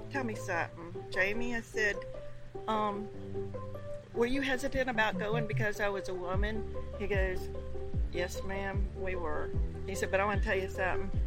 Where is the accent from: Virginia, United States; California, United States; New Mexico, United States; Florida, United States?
Florida, United States; Nokomis; I was born and raised in Florida